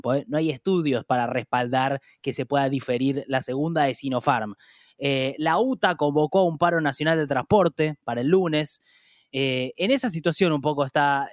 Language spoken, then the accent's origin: Spanish; Argentina; como argentinos